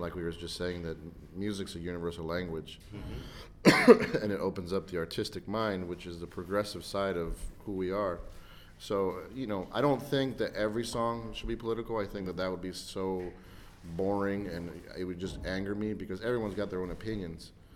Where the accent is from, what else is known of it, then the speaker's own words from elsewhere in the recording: United States; I'm very very proud to be an American. I'm proud and I'm fortunate that I live in such a great country